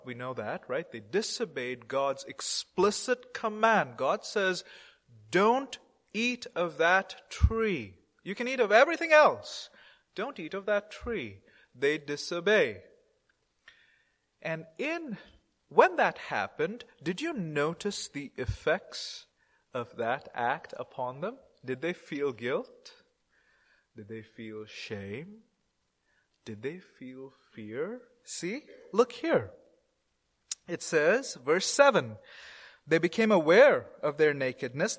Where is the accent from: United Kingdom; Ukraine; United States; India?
India; I'm an Indian Christian